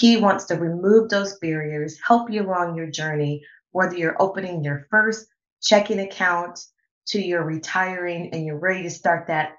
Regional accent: Cleveland, Ohio, United States; I am born and raised in Cleveland

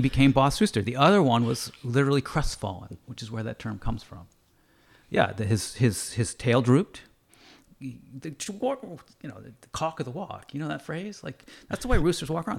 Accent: Andover, Massachusetts, United States; now in Canada; I grew up in Andover, Massachusetts

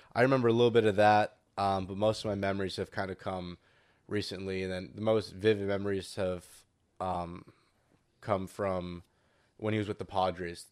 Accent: San Diego, California, United States; I'm from San Diego

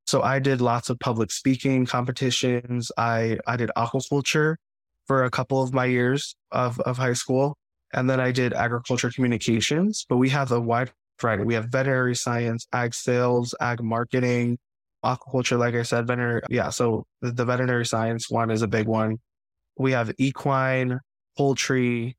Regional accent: Queens, New York, United States; I always grew up loving plants and animals, going to the farm, the local zoo. And really, up until I came to choose a high school in Queens

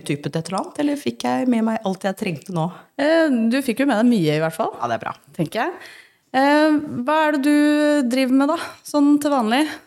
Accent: Northern Norway, Norway; accent: nordnorsk and østlandsk; Jeg snakker jo to dialekter. Jeg snakker jo nordnorsk ah, og østlandsk.

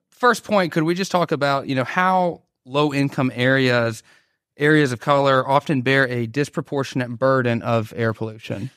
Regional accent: Dalton, Georgia, United States; also born or lived in Atlanta; growing up in Dalton, Georgia

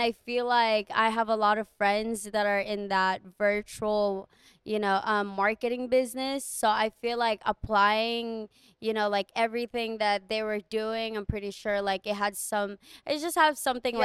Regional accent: Guam; moved away as an adult; I am from Guam

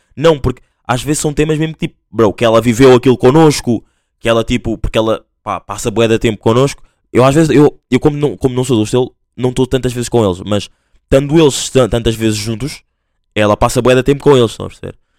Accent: Angola; accent: Angolan; now in Portugal; eu sou angolano, vou dar o meu exemplo. Sou angolano, mas tipo, ah, às vezes tenho um bocado de vergonha de falar tipo, com o sotaque e tudo mais

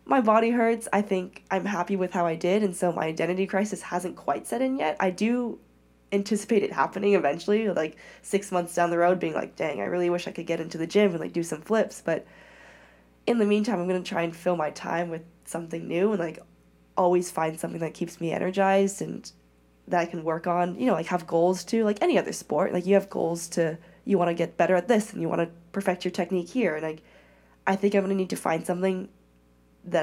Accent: Oakland, California, United States; also born or lived in China; born and raised in the Bay Area

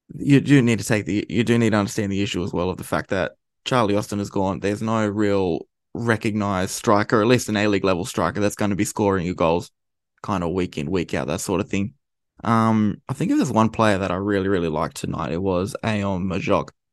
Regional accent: Australia; we're from Australia.

